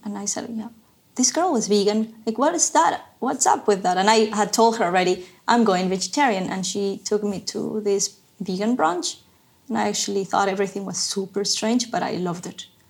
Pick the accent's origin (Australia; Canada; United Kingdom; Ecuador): Ecuador; moved away as an adult; also born or lived in Savannah, Georgia, United States / New York City, United States; now in Berlin, Germany; I'm from Ecuador originally. I left Ecuador in 2011. I grew up there